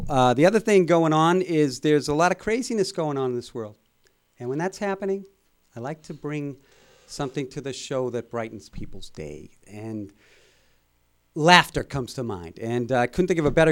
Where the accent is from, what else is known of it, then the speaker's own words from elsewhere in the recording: Malden, Massachusetts, United States; Both of us, we kind of came from big families growing up in Malden